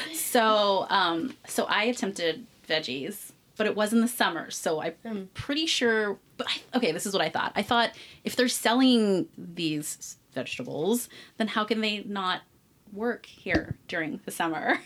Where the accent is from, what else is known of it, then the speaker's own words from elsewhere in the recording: Berkeley, California, United States; now in Las Vegas, United States; Berkeley, where I'm from. I'm from the Bay Area, the East Bay